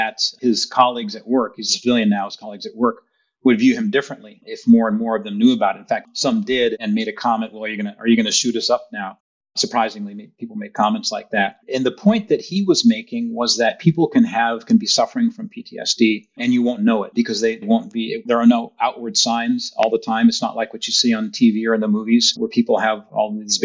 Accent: Rowland Heights, California, United States; also born or lived in Berkeley, California / Los Angeles, California; I grew up actually in Southern California. Before that, I actually lived in Los Angeles. Born in Berkeley, lived in Los Angeles for about 5 years and then moved to Roland Heights, California.

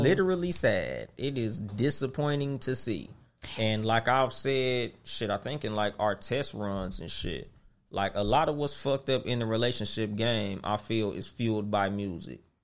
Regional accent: West Coast, United States; On the West Coast, we been fucking with Southern music since it started.

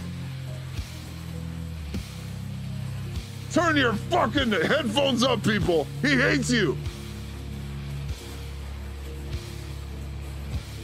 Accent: California, United States; as a Californian

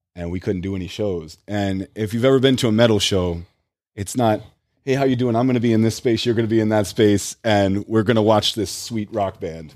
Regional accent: United States; first language English; I was the ignorant, like, you know, American who only knew one

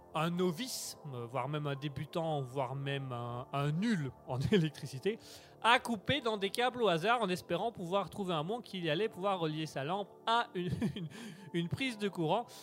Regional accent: Belgium; nous sommes belges. On est belges

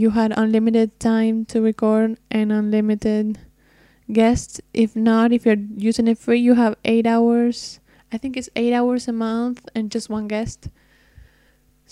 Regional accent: Argentina; I'm from Argentina, which is very, very far away from the States

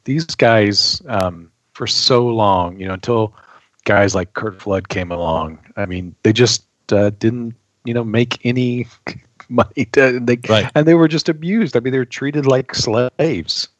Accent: Peculiar, Missouri, United States; Peculiar, Missouri is my hometown.

